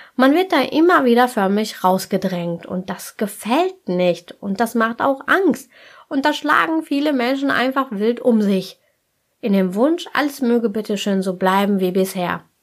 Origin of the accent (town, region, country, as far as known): Germany